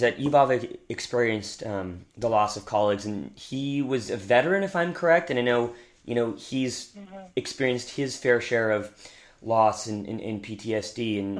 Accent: Victoria, British Columbia, Canada; I'm from Victoria, so I mean I don't mm-hmm. dive, but I grew up in that environment

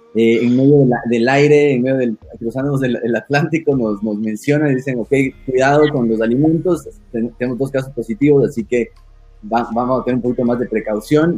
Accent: Ecuador; necesito estar en mi país, tengo mi gente, tengo mi familia

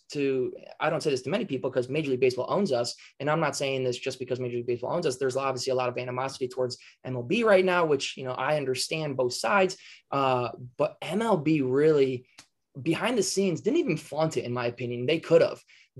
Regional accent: Minnesota, United States; We're from Minnesota. Minnesota.

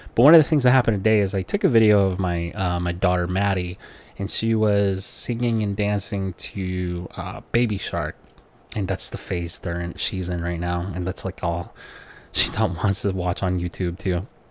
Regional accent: Philippines; growing up in the Philippines where poverty is all you know

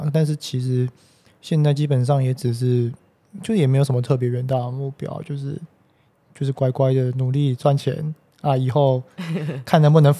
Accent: Taipei, Taiwan; 对啊，就是在就我们公司就在这边，其实。也离我家很近啊，因为我们家从小也住在这边附近，

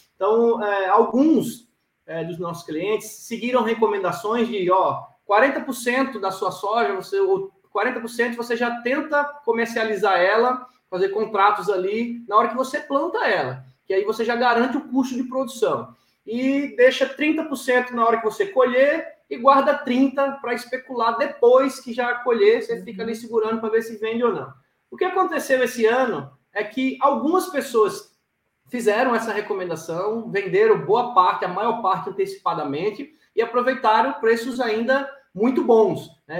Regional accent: Maceió, Alagoas, Brazil; eu sou um cara que nasci na cidade, cresci na cidade, mas dizer, na praia, né, da capital, em Maceió

